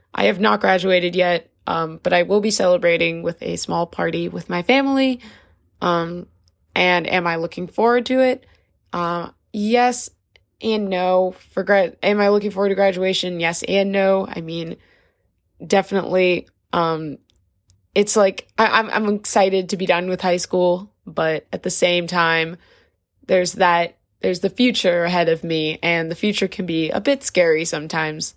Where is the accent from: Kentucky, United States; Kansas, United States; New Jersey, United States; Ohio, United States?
New Jersey, United States; I'm from New Jersey